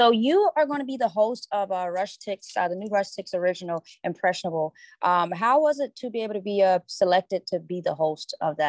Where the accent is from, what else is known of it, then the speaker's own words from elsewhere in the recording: Charlotte, North Carolina, United States; I'm from Charlotte, North Carolina. I reside in Charlotte, North Carolina right now.